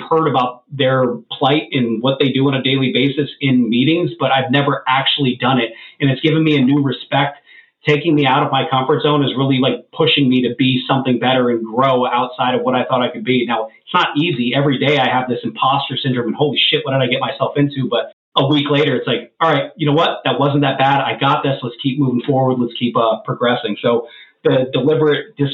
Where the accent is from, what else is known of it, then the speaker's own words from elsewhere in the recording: Erie, Pennsylvania, United States; I grew up dirt poor in Erie, Pennsylvania